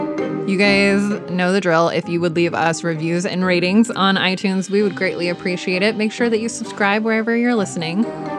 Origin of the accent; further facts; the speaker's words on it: Midwest, United States; accent: Midwestern; All of a sudden, the Midwest in me kicks in. I've never actually lived there, but it kicks in.